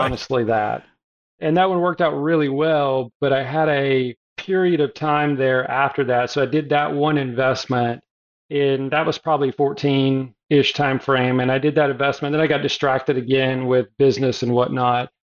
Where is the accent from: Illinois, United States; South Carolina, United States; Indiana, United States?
South Carolina, United States; I'm a Southern boy. I was born in the South, South Carolina, currently live in Hilton Head Island, South Carolina.